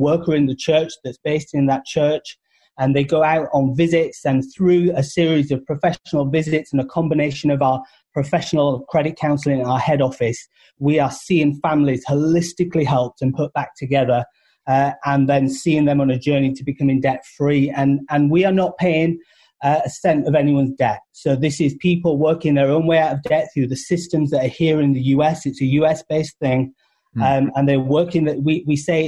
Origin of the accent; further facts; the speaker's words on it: United Kingdom; accent: British; now in United States; Originally from the UK